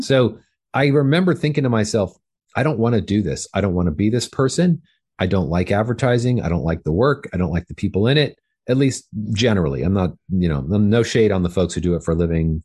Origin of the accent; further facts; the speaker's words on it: Fullerton, California, United States; I grew up in Southern California